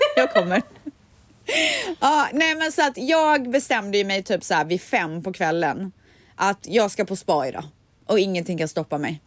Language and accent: Swedish; Sweden; jag är svensk